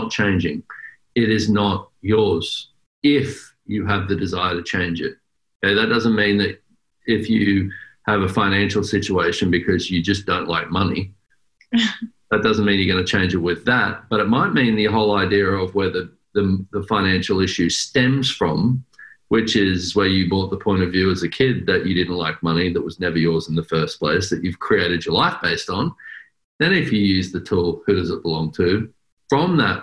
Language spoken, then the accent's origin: English; Australia; accent: Australian; now in United States; I'm an Australian